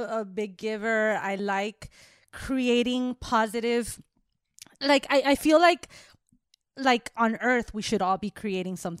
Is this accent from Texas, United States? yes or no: no; Miami, Florida, United States; I grew up in Miami